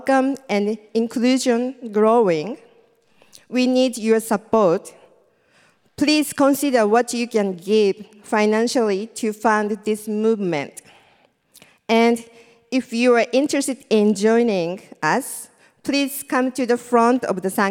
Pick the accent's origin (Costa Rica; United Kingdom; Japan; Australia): Japan; English is a second language; moved away as an adult; now in New York, United States; I'm from Japan. And I came to New York in 2011.